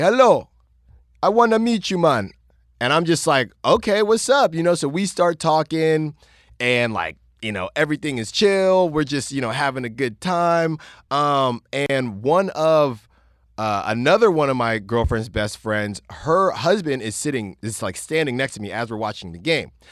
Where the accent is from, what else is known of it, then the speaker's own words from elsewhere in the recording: California, United States; also born or lived in Virginia; obviously, I grew up in California.